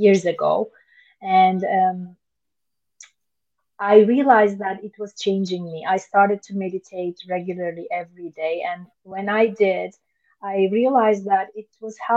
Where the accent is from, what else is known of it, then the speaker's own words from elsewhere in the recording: Istanbul, Turkey; I was born in Istanbul